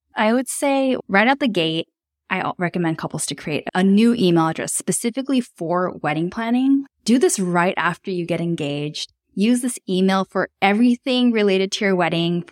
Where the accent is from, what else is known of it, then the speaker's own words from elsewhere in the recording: Tokyo, Japan; moved away as an adult; also born or lived in Melbourne, Australia; I was born and raised in Tokyo, Japan, but I spent most of my adult working life living in Australia